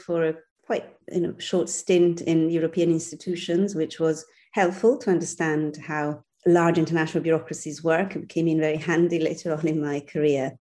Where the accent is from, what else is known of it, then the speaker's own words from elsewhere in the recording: Milan, Lombardy, Italy; moved away as an adult; also born or lived in Brussels / Amsterdam / Rome; now in London, United Kingdom; I was born and bred in Milan.